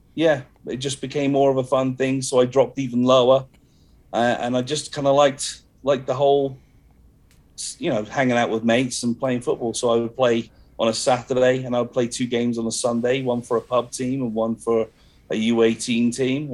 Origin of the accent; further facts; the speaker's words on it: Bournemouth, South West England, United Kingdom; moved away; also born or lived in Poole, Dorset; even though I say I'm from Bournemouth, I was actually born in Poole